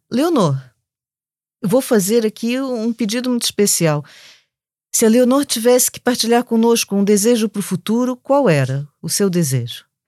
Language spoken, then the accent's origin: Portuguese; Rio de Janeiro, Brazil; accent: Brazilian; now in Lisbon, Portugal; com esse sotaque vocês já perceberam que sou do Brasil